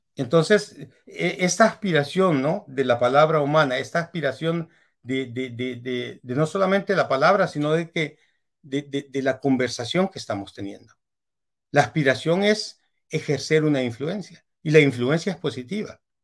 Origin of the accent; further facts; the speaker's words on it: El Salvador; moved away as an adult; also born or lived in Europe; Yo soy salvadoreño